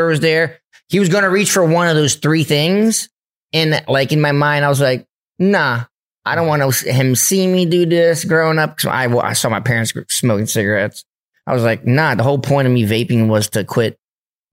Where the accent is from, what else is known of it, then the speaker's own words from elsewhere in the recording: East Coast, United States; We're from the East Coast